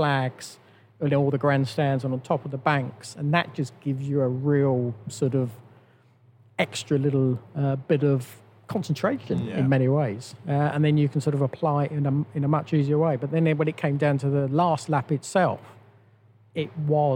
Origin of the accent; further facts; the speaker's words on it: United Kingdom; all of us as British drivers